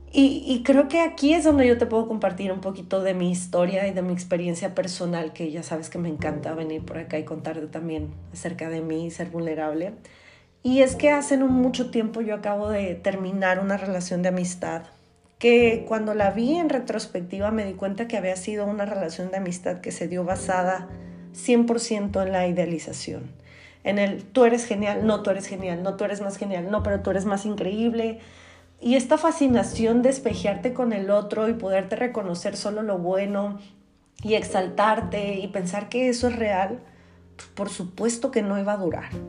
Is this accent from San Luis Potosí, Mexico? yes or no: no; Tijuana, Baja California, Mexico; Yo soy de Tijuana